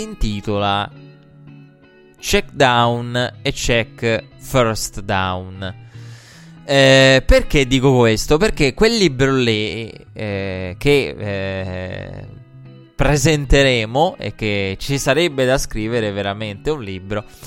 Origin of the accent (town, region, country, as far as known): Italy